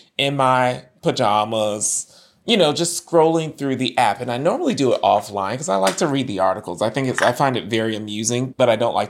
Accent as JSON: {"language": "English", "region": "Virginia", "country": "United States", "tie": "born or raised there"}